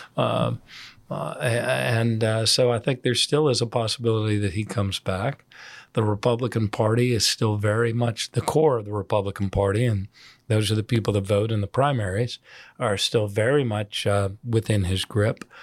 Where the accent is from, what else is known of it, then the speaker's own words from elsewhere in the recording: United States; as an American in Ireland.